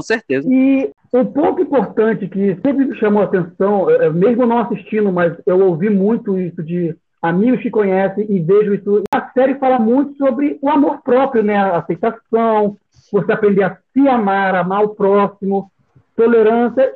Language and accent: Portuguese; Rio de Janeiro, Brazil; Eu sou aqui do Rio